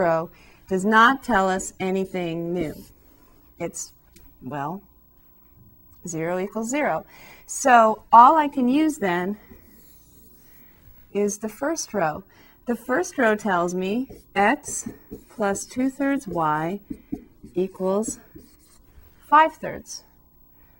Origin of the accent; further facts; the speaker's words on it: Southern California, United States; back where I come from, growing up in Southern California